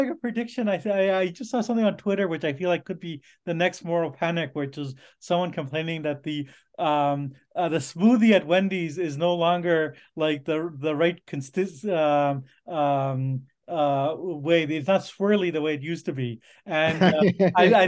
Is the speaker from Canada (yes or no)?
yes; Canada; as a Canadian